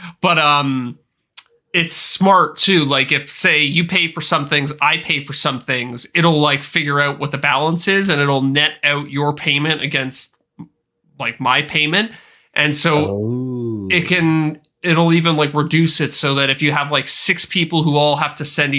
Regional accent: Canada; yeah, as a Canadian, I'm used to just getting screwed over on every financial transaction.

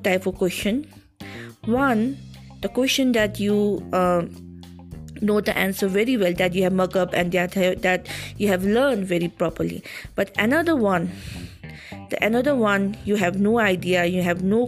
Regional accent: Kalimpong, West Bengal, India; I'm a small town girl from Kalimpong, Darjeeling. So I'm a local person around here.

